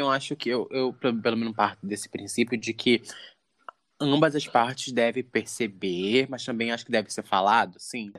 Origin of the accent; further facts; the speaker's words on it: Rio de Janeiro, Brazil; eu sou do Rio de Janeiro